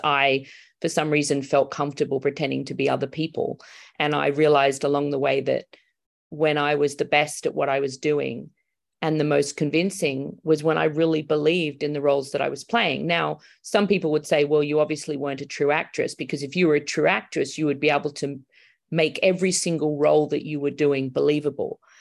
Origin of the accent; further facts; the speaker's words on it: Australia; moved away as an adult; now in Los Angeles, United States; I'm Australian